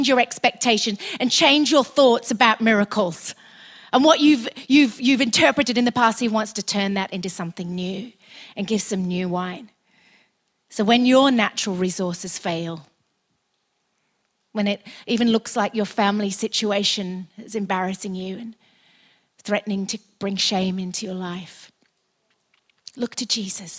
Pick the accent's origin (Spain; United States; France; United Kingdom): United Kingdom; also born or lived in Australia; we're British